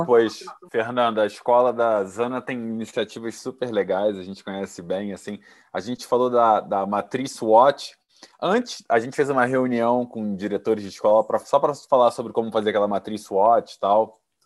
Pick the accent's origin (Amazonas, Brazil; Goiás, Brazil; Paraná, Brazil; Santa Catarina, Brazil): Goiás, Brazil; Rio Verde; now in Sorriso, Brazil; originalmente eu sou goiana, lá de Rio Verde